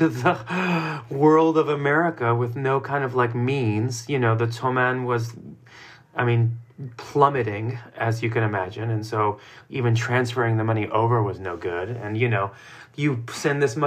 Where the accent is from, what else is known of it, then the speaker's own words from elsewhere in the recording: United States; also born or lived in Iran; being an immigrant growing up in the United States.